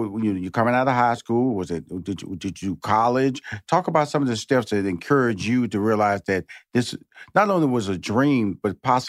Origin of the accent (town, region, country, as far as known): Houston, Texas, United States; now in Los Angeles, United States